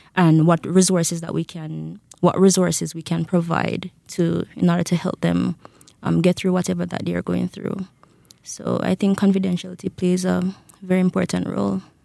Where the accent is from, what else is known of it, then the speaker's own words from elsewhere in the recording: Jamaica; moved away as an adult; now in Rexburg, United States; I am from Jamaica